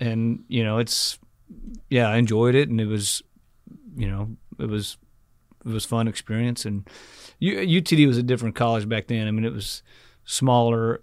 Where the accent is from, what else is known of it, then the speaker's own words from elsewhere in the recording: Rockwall, Texas, United States; also born or lived in Dallas, Texas; I grew up in Rockwall.